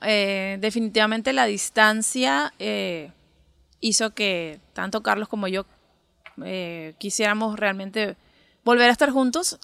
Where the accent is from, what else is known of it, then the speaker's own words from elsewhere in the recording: Lima, Peru; Soy de Lima, de Lima, Perú.